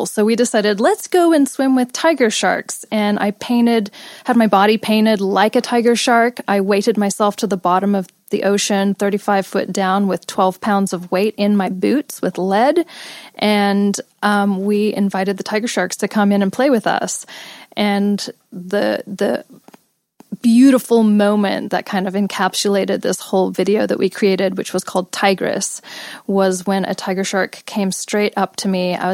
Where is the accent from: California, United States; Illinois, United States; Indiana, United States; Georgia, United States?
California, United States; Los Angeles; born or raised there; also born or lived in England / India / Australia